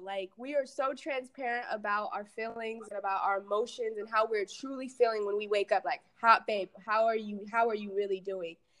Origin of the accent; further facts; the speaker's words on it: Aurora, Colorado, United States; moved away as an adult; now in Atlanta, United States; I grew up in Aurora, Colorado. Um, grew up there my whole life